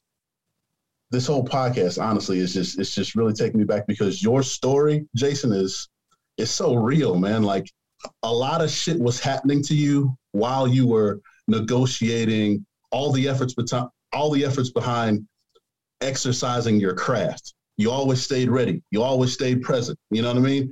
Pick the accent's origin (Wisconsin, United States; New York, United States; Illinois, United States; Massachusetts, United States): Illinois, United States; Chicago; now in New Jersey, United States; I grew up in the South Side of Chicago. So being here in New Jersey